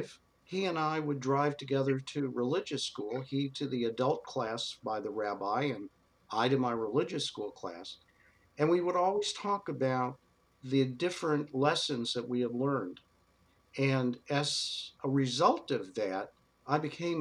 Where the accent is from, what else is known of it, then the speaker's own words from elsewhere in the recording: Dallas, Texas, United States; moved away; I became a rabbi growing up in Texas